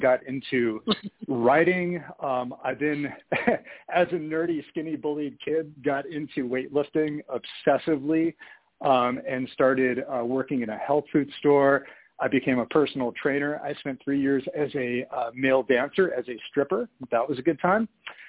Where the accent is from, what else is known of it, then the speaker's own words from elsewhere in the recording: San Francisco, California, United States; also born or lived in Santa Monica, California; now in Salt Lake City, United States; I grew up in San Francisco